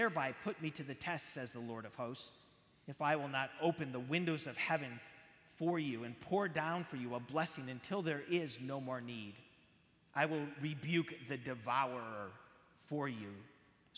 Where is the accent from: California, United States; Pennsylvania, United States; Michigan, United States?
California, United States; San Jose; I grew up in San Jose, California